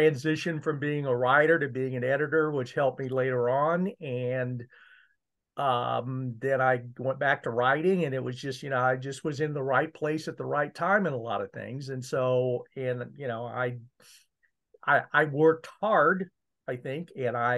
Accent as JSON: {"language": "English", "town": "Columbia", "region": "Missouri", "country": "United States", "tie": "born or raised there", "said": "I grew up in Columbia, Missouri."}